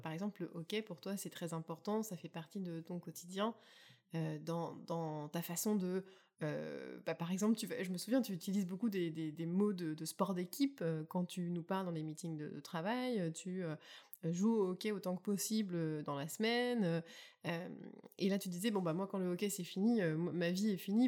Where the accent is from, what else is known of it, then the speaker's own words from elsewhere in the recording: Burgundy, Bourgogne-Franche-Comté, France; moved away as an adult; also born or lived in Champagne; now in Prince Edward Island, Canada; suis née en Champagne et que j'ai grandi en Bourgogne